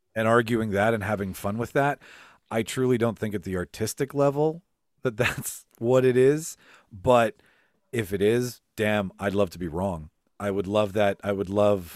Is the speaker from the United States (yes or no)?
no; Canada; we're from Canada, so we dance we dance with our with our Canadian family